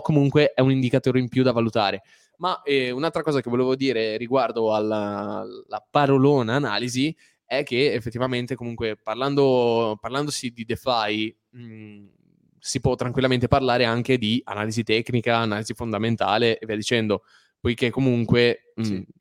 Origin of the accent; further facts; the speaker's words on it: Liguria, Italy; siamo liguri